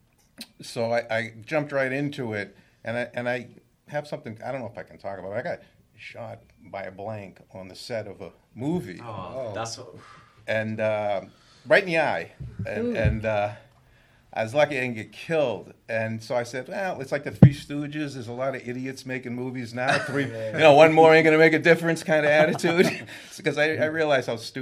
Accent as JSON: {"language": "English", "town": "Medford", "region": "Massachusetts", "country": "United States", "tie": "born or raised there", "said": "I grew up in Medford, Massachusetts"}